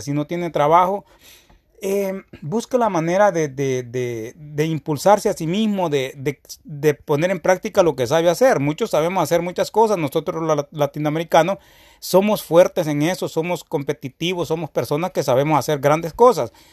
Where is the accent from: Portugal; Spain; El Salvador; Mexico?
El Salvador; now in United States; de donde yo vengo, que es El Salvador